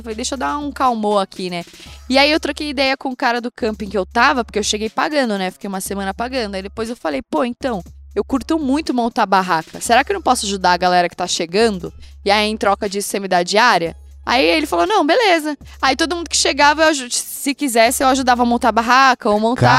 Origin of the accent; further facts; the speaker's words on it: southeastern Brazilian coast, Brazil; now in São Paulo, Brazil; eu sou caiçara, né, mano? Tipo, eu vivo da praia. Sempre fui pra praia, sempre morei em lugar de praia.